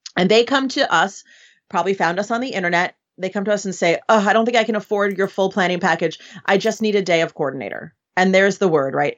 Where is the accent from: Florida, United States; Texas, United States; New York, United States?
New York, United States; New York City; moved away as an adult; now in Los Angeles, United States; Originally, I'm from New York City. So, um, I was born and raised right in the city there